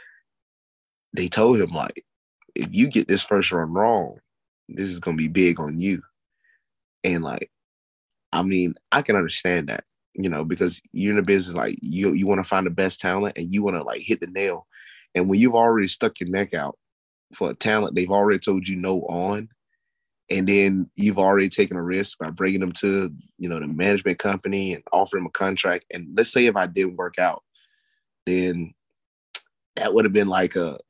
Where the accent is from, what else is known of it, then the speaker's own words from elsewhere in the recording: Tennessee, United States; I'm from Tennessee